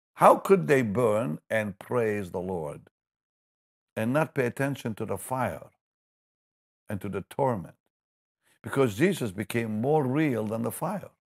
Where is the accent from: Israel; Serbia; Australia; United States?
Israel; moved away; I grew up in Israel